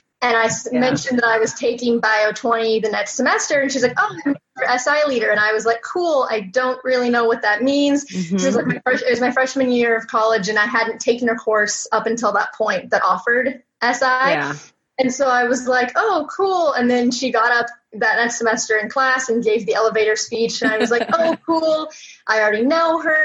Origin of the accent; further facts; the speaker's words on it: Visalia, California, United States; I'm from Visalia, California.